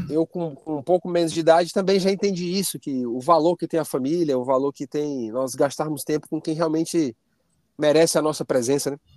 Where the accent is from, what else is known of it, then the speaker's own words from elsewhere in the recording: Ceará, Brazil; now in Curitiba, Brazil; Você sabe, eu sou cearense, né? Então já chega